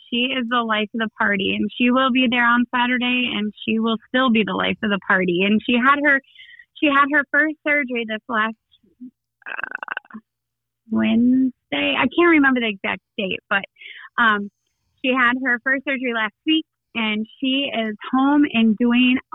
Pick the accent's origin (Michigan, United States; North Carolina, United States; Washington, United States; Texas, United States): Michigan, United States; Shepherd; Yes, I uh, I grew up in Shepherd. I've spent 39 years in Shepherd. I'm raising my family in Shepherd.